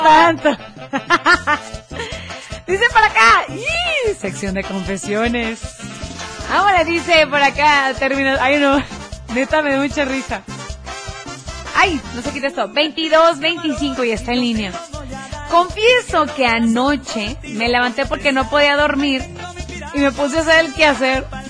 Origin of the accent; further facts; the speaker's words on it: Tepatitlán de Morelos, Jalisco, Mexico; yo soy de Tepa.